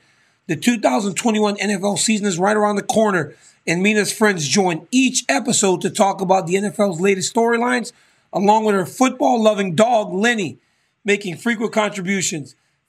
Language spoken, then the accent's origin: English; Louisiana, United States; growing up in Louisiana